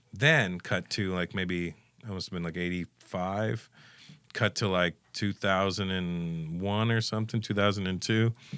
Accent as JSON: {"language": "English", "country": "Canada", "tie": "born or raised there", "said": "growing up in Canada"}